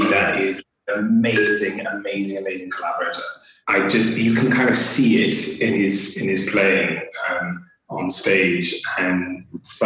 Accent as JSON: {"language": "English", "country": "United States", "moved": "as an adult", "lives_now": "United Kingdom", "said": "I'm from the United States. I was attending a public school system"}